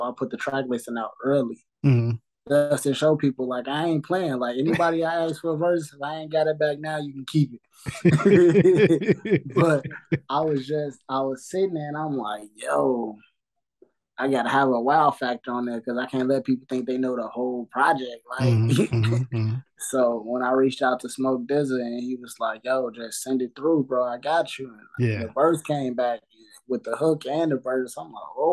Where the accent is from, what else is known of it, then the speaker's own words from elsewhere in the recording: Chicago, Illinois, United States; I'm from Chicago